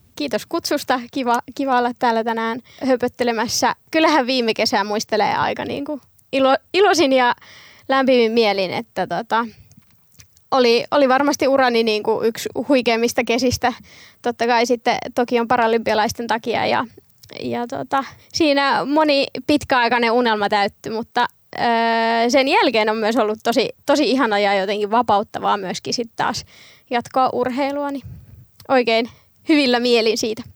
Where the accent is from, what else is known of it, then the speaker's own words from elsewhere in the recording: Vampula, Satakunta, Finland; oon kasvanut Vampulassa, satakunnassa pienessä kylässä nykyään Huittisten kaupunkiin kuuluu